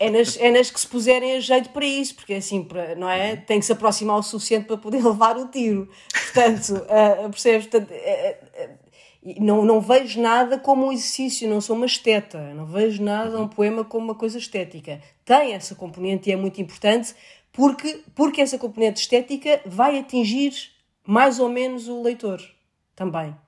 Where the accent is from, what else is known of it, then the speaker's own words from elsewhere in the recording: Seixal, Setúbal, Portugal; lá na Câmara Municipal de Seixal, que foi onde eu cresci